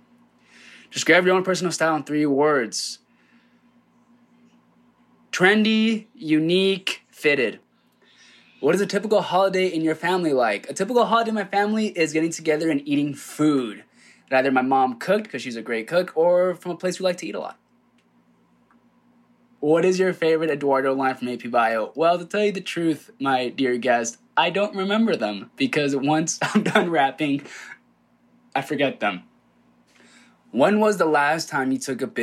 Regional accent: Rancho Cucamonga, California, United States; I grew up in Rancho Cucamonga, Southern California

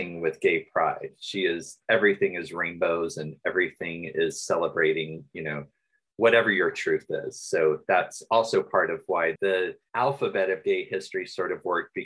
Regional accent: Atlanta, Georgia, United States; I am from Atlanta, but most of my mom's side of the family is from Waycross, Georgia

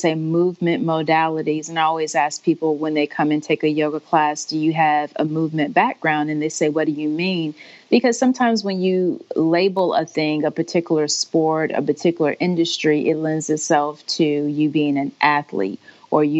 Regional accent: Augusta, Georgia, United States; moved away; I'm from Augusta

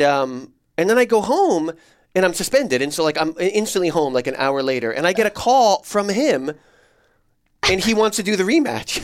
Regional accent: New Jersey, United States; moved away; I grew up in New Jersey in the nineties

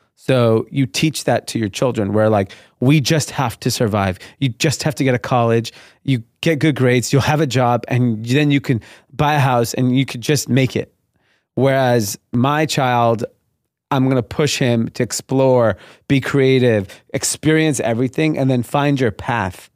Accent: Los Angeles, California, United States; I grew up in a suburb of L A called Grenada Hills. Uh, it's in the San Fernando Valley.

